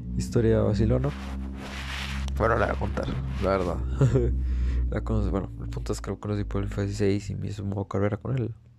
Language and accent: Spanish; Costa Rica; soy de Costa Rica